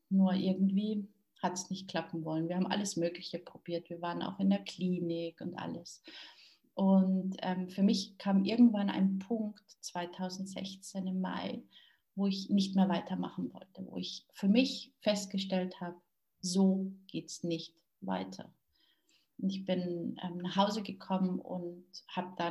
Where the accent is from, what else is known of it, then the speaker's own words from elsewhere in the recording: Munich, Bavaria, Germany; born there; ähm, ich bin in München geboren